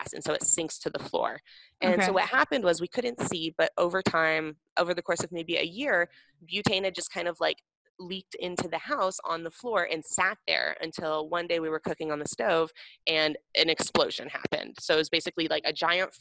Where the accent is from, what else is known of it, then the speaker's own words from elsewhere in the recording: Seattle, Washington, United States; I grew up in Seattle